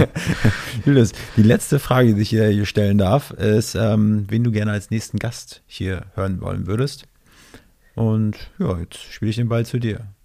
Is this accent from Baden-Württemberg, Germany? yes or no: no; near Schwerin, Mecklenburg-Vorpommern, Germany; Ich komme aus MacPom, aus der Nähe von Schwerin